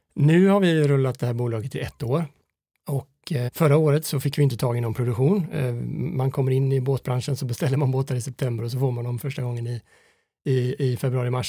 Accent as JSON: {"language": "Swedish", "town": "Fiskebäckskil", "region": "Västra Götaland", "country": "Sweden", "tie": "born or raised there", "said": "vi växte upp i Fiskebäckskil på Skaftö"}